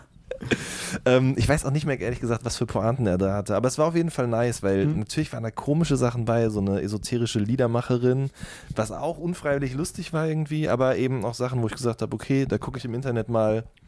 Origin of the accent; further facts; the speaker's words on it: Ruhr area, North Rhine-Westphalia, Germany; Ich komme aus dem Pott